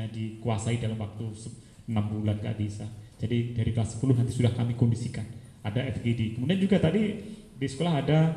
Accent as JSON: {"language": "Indonesian", "town": "Kediri", "region": "East Java", "country": "Indonesia", "said": "saya dari kota Kediri, Jawa Timur."}